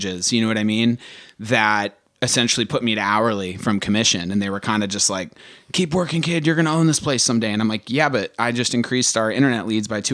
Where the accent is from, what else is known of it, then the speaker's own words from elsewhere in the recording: Stafford, Virginia, United States; I grew up in Stafford, Virginia, so like Northern Virginia